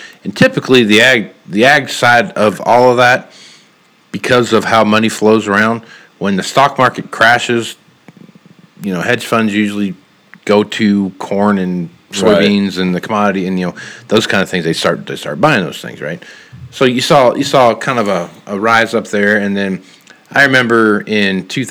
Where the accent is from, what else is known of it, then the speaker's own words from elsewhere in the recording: Kansas, United States; I'm from Kansas